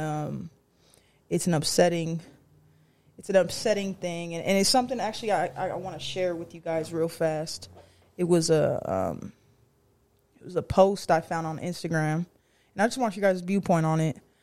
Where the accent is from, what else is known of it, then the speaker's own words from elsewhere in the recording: San Diego, California, United States; San Diego, California. I'm gonna claim San Diego